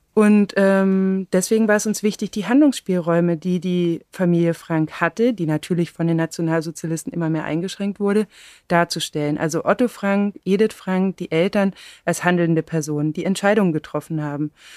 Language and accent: German; Black Forest, Baden-Württemberg, Germany; now in Berlin, Germany; ich bin auf dem Land im Schwarzwald aufgewachsen